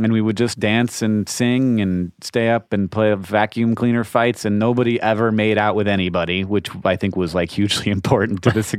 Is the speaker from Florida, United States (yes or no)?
yes; Orlando, Florida, United States; No, I grew up in Orlando.